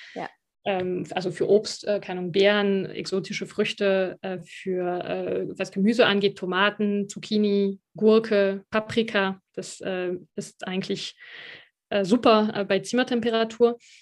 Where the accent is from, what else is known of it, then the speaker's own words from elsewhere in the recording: France; now in Germany; als Französin